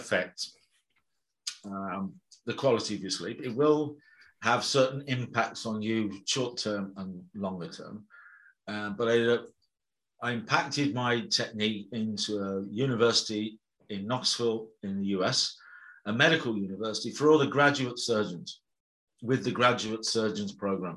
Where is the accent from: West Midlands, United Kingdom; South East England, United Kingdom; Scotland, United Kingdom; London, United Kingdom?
West Midlands, United Kingdom; Birmingham; I was brought up in Birmingham and the West Midlands in the UK